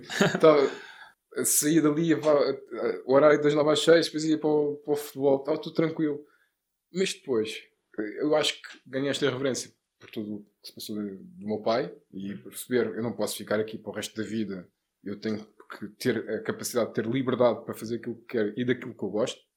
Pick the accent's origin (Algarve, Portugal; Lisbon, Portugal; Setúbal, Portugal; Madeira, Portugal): Lisbon, Portugal; Lisboa, Parque das Nações